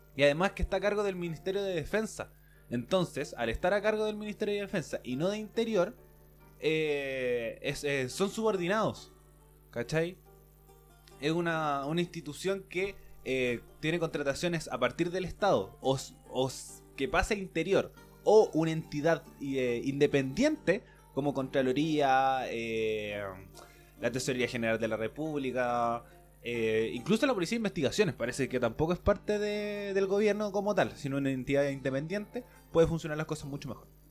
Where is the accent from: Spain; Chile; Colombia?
Chile